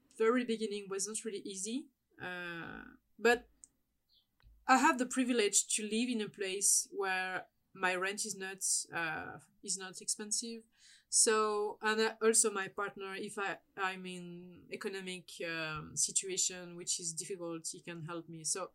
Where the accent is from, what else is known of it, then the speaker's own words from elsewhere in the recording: France; as a French